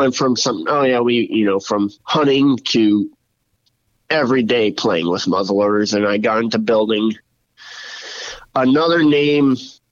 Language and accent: English; Pennsylvania, United States; I've been born and raised in Pennsylvania, lifelong hunter